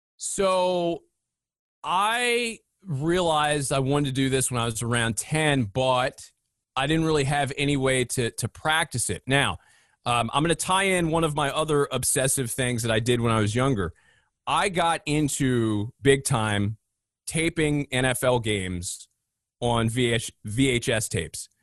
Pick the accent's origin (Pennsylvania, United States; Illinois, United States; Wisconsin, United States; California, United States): Pennsylvania, United States; Philadelphia; growing up in the Philadelphia area, you're right in the smack dab middle of a big sports area